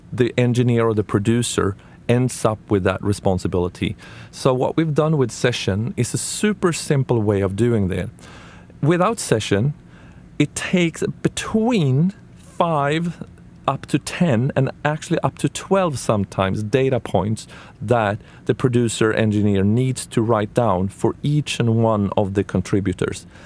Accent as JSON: {"language": "English", "country": "Sweden", "said": "I'm from Sweden"}